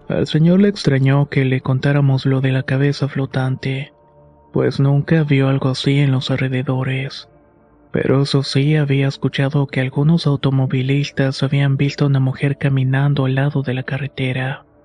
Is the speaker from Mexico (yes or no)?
yes; Monclova, Coahuila, Mexico; now in Saltillo, Mexico; Fui yo quien se tuvo que ir a vivir a Saltillo. Soy originario de Monclova, pero mi novia es de Saltillo. Así que decidí moverme para poder pasar más tiempo con ella.